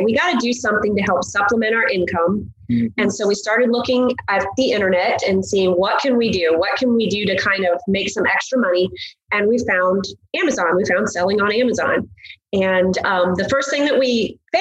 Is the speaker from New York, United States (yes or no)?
no; Northern Indiana, United States; moved away as an adult; We grew up in Northern Indiana